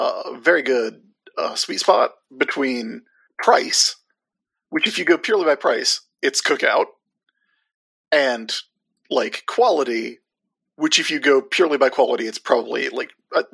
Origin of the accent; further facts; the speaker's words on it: Sumter, South Carolina, United States; my hometown of Sumter, South Carolina